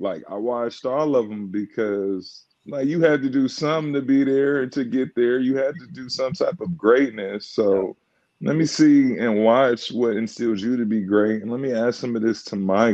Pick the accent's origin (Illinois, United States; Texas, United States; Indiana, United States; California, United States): California, United States; Inglewood; I was born in Inglewood, the city of champions